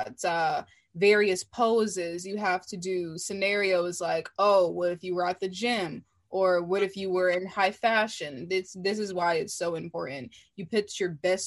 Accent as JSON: {"language": "English", "town": "Washington", "region": "District of Columbia", "country": "United States", "said": "I'm from Washington, D.C."}